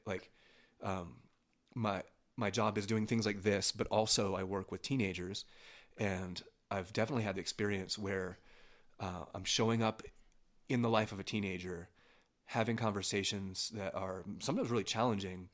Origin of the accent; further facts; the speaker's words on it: near Pittsburgh, Pennsylvania, United States; now in Denver, United States; I was born near Pittsburgh, Pennsylvania